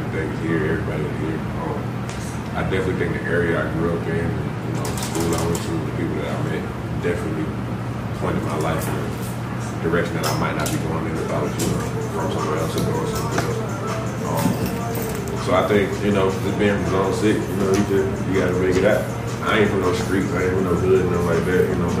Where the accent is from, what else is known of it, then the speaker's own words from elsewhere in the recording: Atlanta, Georgia, United States; It is an acronym. It stands for someone you remember forever. I am from East Atlanta